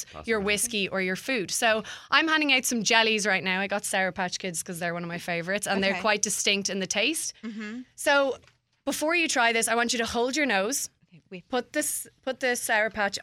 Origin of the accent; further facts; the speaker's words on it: Dublin, Leinster, Ireland; moved away as an adult; now in Philadelphia, United States; I'm from Dublin in Ireland. I used to work for a radio back home in Dublin